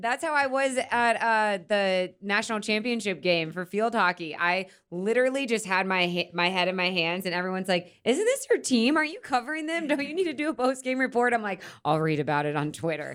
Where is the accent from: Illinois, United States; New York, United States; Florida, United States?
Florida, United States; I'm from Florida